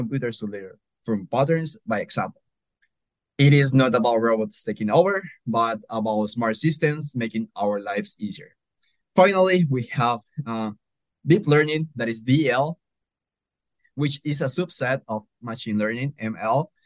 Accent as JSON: {"language": "English", "country": "Colombia", "moved": "yes", "lives_now": "Nebraska, United States", "said": "I am from Colombia originally"}